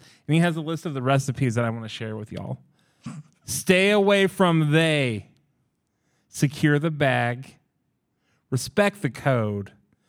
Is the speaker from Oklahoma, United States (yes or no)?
yes; Oklahoma, United States; when I was a kid, I'm from Oklahoma, and we grew up with the county assessor's office, like, book that they've been doing for generations.